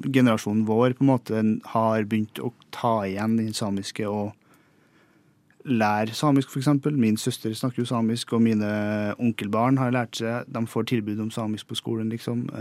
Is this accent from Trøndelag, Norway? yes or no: yes; Singsås, Trøndelag, Norway; Nei, jeg kommer fra en liten bygd som heter for eh, Singsås i Trøndelag. Eh, og så er jeg 28 år på mars blir. 7. mars. Uh, oppvokst eh, der. Jeg har skilte foreldre, så jeg har bodd litt i Trondheim og litt uh, oppe i Singsås